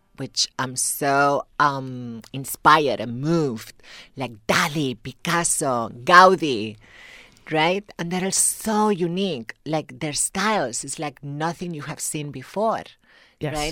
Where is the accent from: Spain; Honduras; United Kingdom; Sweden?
Spain; Tarragona, Catalonia; accent: thick accent; English is a second language; moved away as an adult; now in United States; I'm from the south, a little city called Tarragona, which is in, by the sea.